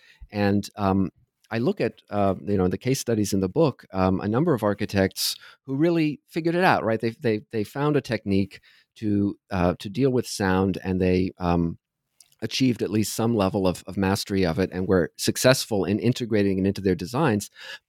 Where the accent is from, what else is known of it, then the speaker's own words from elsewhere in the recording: Ohio, United States; I grew up in Southern Ohio, where I sang in choirs, both at school and at church.